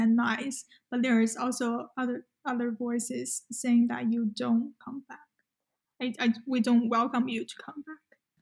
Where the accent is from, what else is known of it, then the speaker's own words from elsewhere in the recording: China; moved away as an adult; now in United States; I'm from China